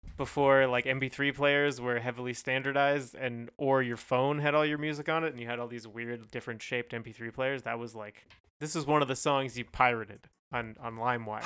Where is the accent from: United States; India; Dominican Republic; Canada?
Canada; we're Canadian